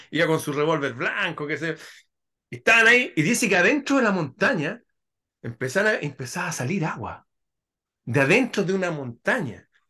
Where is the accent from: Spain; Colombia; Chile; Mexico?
Chile; en mi país están esas construcciones, hay un lugar que se llama la Quinta Normal